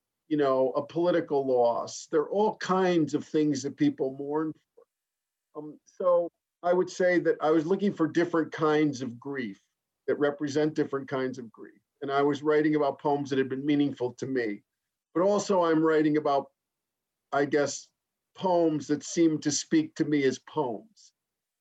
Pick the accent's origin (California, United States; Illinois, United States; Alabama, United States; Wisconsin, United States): Illinois, United States; Chicago; it was a pretty materialistic middle-class background where I grew up in Chicago, outside Chicago